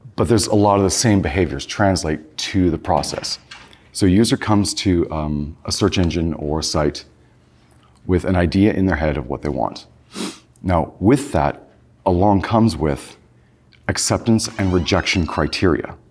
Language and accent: English; California, United States; I grew up in California